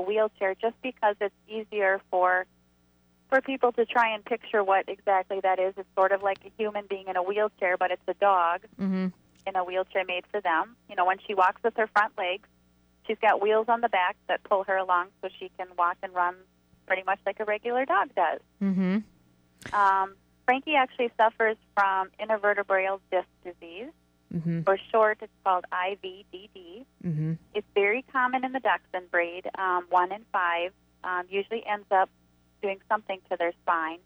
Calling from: Wisconsin, United States; We are calling from Wisconsin.

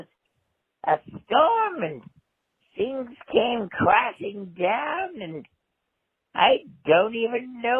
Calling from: Duncannon, Pennsylvania, United States; I'm calling from the Doyle in Duncannon, Pennsylvania. I've been here for at least 65 years.

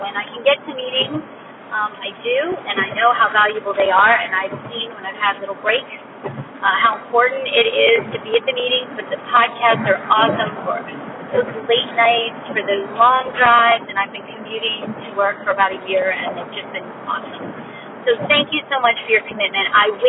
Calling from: Maryland, United States; calling from Maryland.

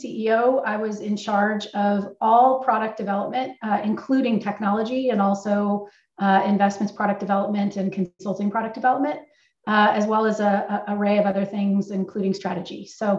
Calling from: Northern California, United States; also born or lived in Montclair, New Jersey; I am calling in from Northern California. AssetMark's headquartered in Concord, California, and I live about 20 minutes away.

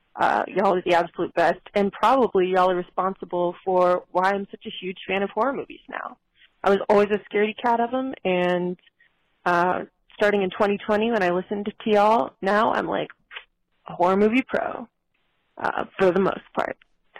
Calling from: South Carolina, United States; I'm calling from South Carolina. And big fan from down here in the South.

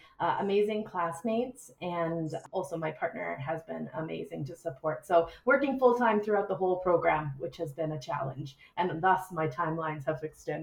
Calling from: British Columbia, Canada; I'm calling in from British Columbia today.

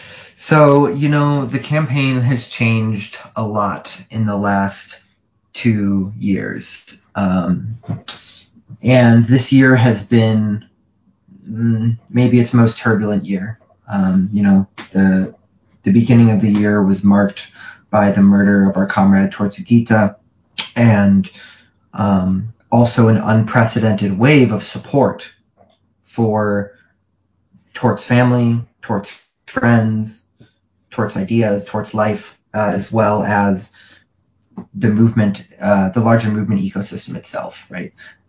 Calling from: Midwest, United States

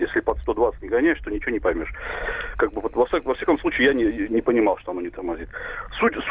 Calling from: Novosibirsk, Novosibirsk Oblast, Russia; Здравствуйте, я из Новосибирска, вам звоню

